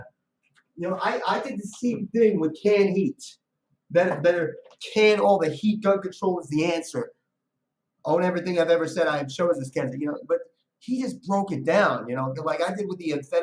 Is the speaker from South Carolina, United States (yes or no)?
no; New York City, New York, United States; also born or lived in Brooklyn, New York; I was born and raised on the Lower East Side. Spent much of my adult life in Brooklyn. So I also claim Brooklyn.